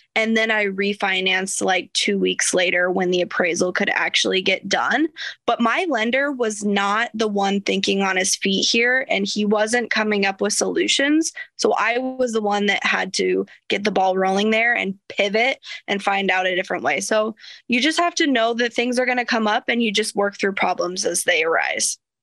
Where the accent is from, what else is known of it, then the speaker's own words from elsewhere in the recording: small town Iowa, United States; I wrote the owner a love letter telling him that this was my hometown